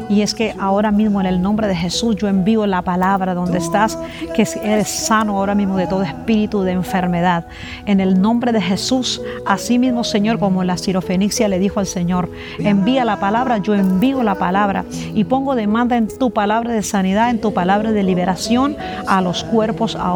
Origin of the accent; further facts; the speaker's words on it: La Guajira, Colombia; Nosotros venimos de La Guajira con mi